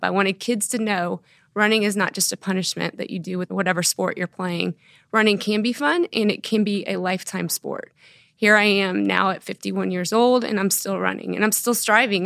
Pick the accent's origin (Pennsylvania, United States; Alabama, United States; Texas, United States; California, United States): Texas, United States; Dallas; moved away as an adult; also born or lived in Houston, Texas; now in Norman, United States; I grew up in Texas, in the Dallas area